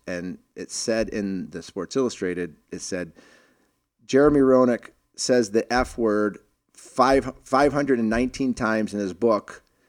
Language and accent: English; Boston, Massachusetts, United States; So I grew up in Boston, and you know, during the 70s, and Rick Middleton was my idol. I actually moved around a lot